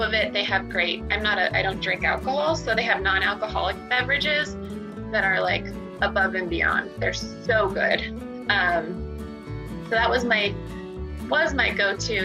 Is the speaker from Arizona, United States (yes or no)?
yes; Arizona, United States; I grew up in Arizona